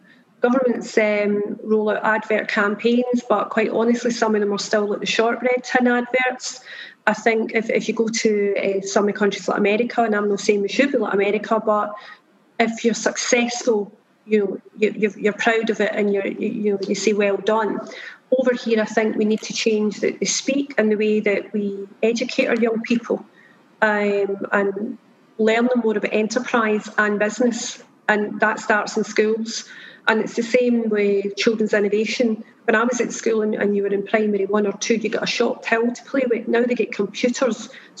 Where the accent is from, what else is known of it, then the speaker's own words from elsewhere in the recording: Belfast, Northern Ireland, United Kingdom; I mean, I was brought up in the same postcode area as the Halo site, which is a deprived postcode area. So for us, it's about how do we roll that brand out in Belfast?